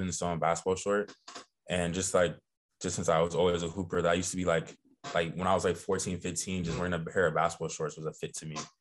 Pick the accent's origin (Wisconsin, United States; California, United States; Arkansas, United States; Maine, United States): California, United States; Los Angeles; I'm from Los Angeles, California